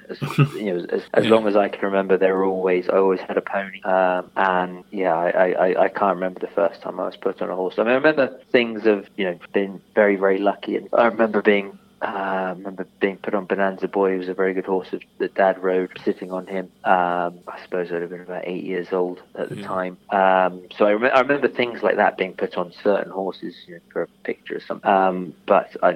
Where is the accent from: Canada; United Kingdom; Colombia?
United Kingdom; I was brought up in the Cotswolds